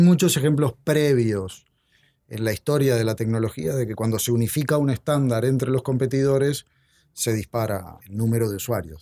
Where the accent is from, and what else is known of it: Uruguay